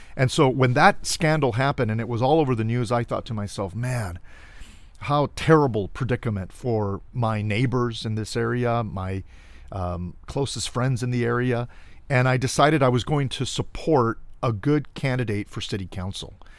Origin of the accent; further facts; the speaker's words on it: Cudahy, California, United States; now in Riverside County, United States; I was born and raised in Los Angeles. In fact, a small suburban city of L A County called Cudahy.